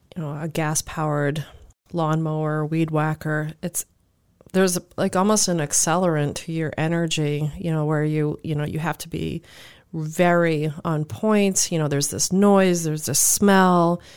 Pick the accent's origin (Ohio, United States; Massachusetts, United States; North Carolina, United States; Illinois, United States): Massachusetts, United States; Cape Cod; growing up on Cape area